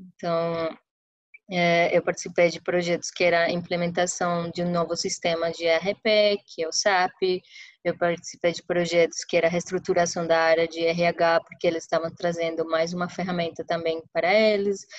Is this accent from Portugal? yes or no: no; Santa Marta, Magdalena, Colombia; Portuguese is a second language; moved away as an adult; also born or lived in Medellín; now in São Paulo, Brazil; eu sou do litoral da Colômbia, eu sou da, de Santa Marta, que é uma cidade bem pequenininha no Caribe colombiano